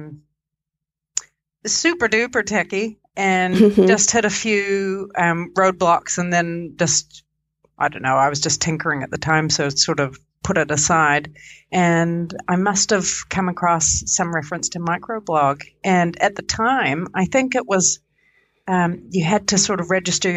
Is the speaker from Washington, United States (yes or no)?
yes; Vancouver, Washington, United States; also born or lived in Otago, New Zealand; now in Wellington, New Zealand; I live in Wellington, New Zealand, although I'm originally from Washington State, from Vancouver, Washington